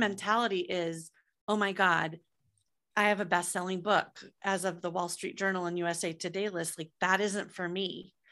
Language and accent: English; Iowa, United States; moved away as an adult; also born or lived in San Francisco; I'm from Iowa